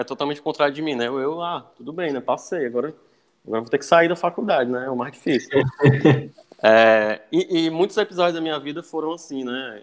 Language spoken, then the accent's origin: Portuguese; Cascavel, Ceará, Brazil; moved away as an adult; now in Fortaleza, Brazil; minha família é de Cascavel, fica aí no litoral leste do, aqui do estado, né? É uhum. região metropolitana. Vivi lá, cresci lá